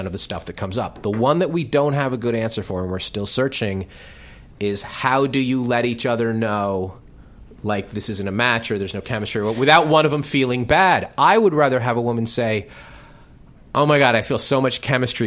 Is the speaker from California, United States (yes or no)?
no; Greenwich, Connecticut, United States; also born or lived in New York; now in Los Angeles, United States; we did a show in Greenwich, Connecticut, which is where I'm from